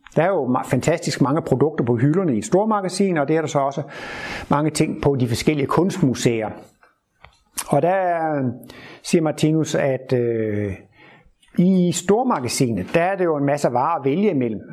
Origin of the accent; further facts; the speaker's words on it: Horsens, Central Denmark Region, Denmark; moved away; der, hvor jeg kommer fra, nede ved Horsensegn som barn